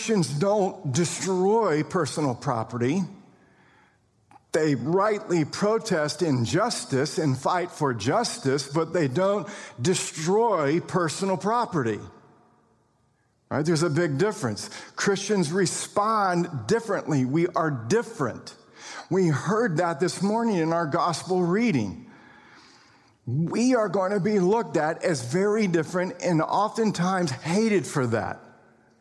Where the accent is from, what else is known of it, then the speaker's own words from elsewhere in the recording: United States; we're also citizens of the kingdom of the United States of America. We're American citizens.